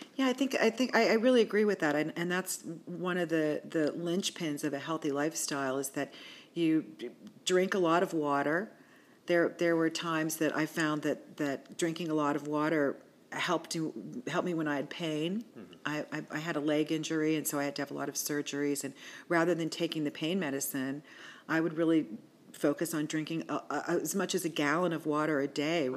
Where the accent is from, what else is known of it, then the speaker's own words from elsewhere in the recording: Washington, Pennsylvania, United States; also born or lived in California / Pittsburgh; I was raised in Washington, PA